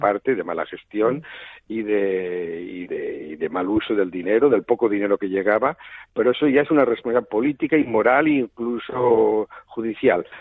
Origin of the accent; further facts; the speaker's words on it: Spain; Nosotros somos un país de la Europa